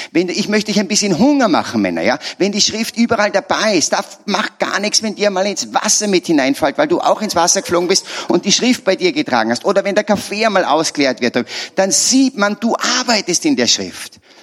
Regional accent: Salzburg, Austria; Ich bin ein Salzburger

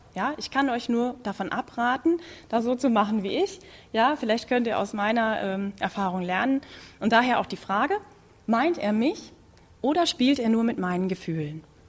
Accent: Münsterland, North Rhine-Westphalia, Germany; ich komme gebürtig aus Münsterland, da gibt es Schützenfest

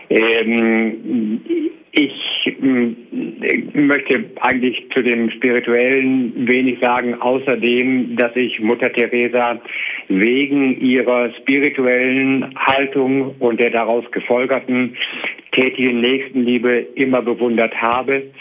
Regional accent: Essen, North Rhine-Westphalia, Germany; jemanden aus meiner Heimatstadt zu hören

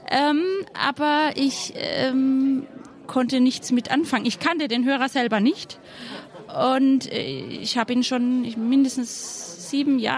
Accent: Baden-Württemberg, Germany; wir kommen aus der Nähe von Karlsruhe

